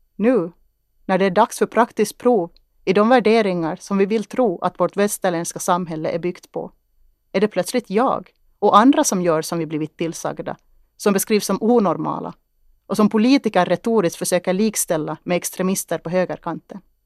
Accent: Kristinestad, Ostrobothnia, Finland; Jag tittade ut över åkrarna i Henriksdal och tänkte på att mina rötter fanns här. Att jag tittade ut över min hembygd

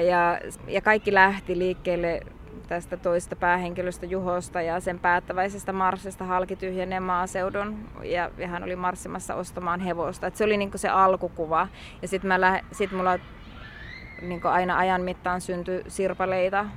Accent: North Ostrobothnia, Finland; moved away; mä itse Pohjois-Pohjanmaalta lähtöisin

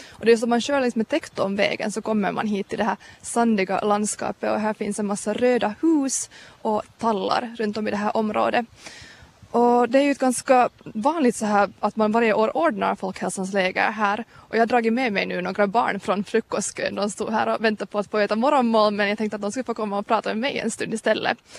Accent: Kauniainen, Uusimaa, Finland; Jag är från Grankulla.

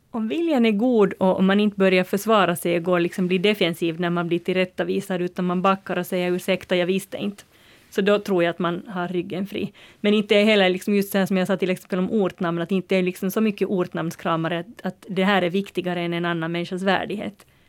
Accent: Uusimaa, Finland; Jag som är från Nyland

